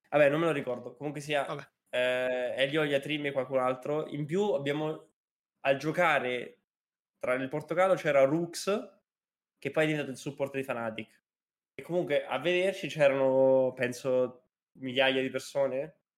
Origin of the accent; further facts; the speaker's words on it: Spain; Italian is a second language; l'anno scorso, per io sono di Spagna